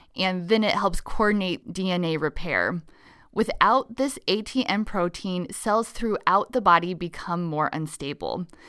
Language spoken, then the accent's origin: English; Nebraska, United States; my home state of Nebraska